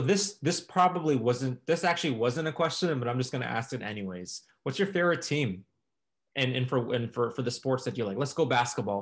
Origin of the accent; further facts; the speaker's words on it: Chicago, Illinois, United States; I'm from Chicago